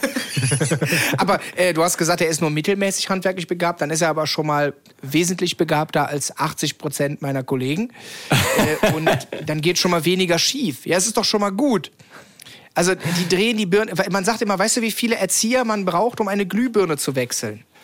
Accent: Cologne, North Rhine-Westphalia, Germany; komme ich ja aus Köln

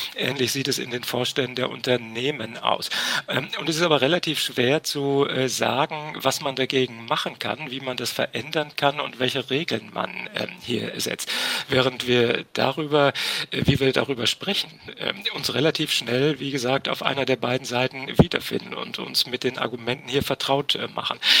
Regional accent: Ruhr area, North Rhine-Westphalia, Germany; in meiner Heimat im Ruhrgebiet

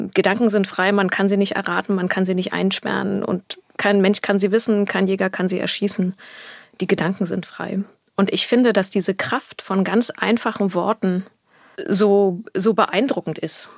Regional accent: Berlin, Germany; In Berlin bin mhm. ich aufgewachsen

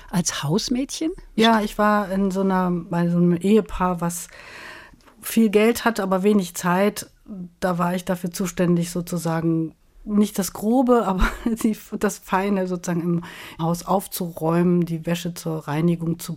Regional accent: Rhineland, Germany; also born or lived in Munich; Ich bin ja als Rheinländerin gewöhnt, mit den Leuten auch immer mal noch ins Gespräch zu kommen an der Supermarktkasse beim Bäcker. Das ist gar nicht so einfach gewesen in München.

